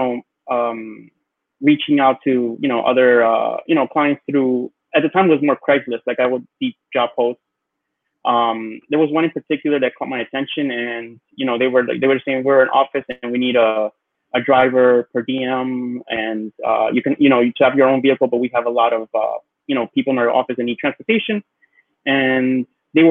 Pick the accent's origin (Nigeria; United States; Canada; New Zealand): United States; New York City, New York; growing up in Queens